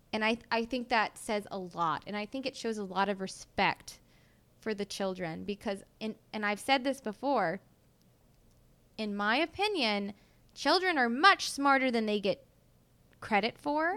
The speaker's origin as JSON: {"language": "English", "region": "Mississippi", "country": "United States", "said": "I'm from Mississippi"}